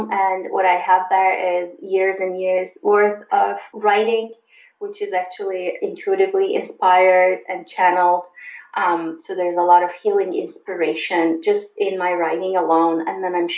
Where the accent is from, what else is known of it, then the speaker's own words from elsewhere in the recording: Turkey; moved away as an adult; also born or lived in Germany; now in United States; I grew up in Turkey and I went to college in Turkey